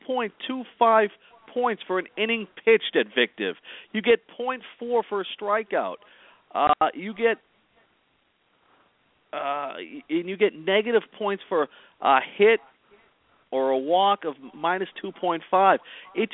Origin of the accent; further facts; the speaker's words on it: Massachusetts, United States; I'm from Massachusetts.